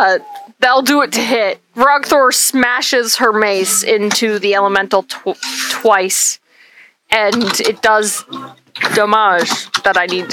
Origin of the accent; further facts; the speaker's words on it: Canada; I'm Canadian.